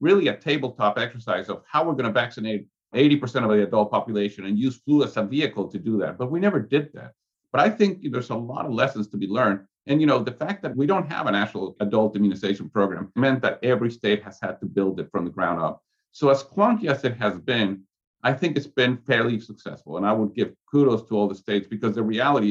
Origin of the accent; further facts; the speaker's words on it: Mexico; now in Atlanta, United States; I'm from Mexico. I speak Spanish.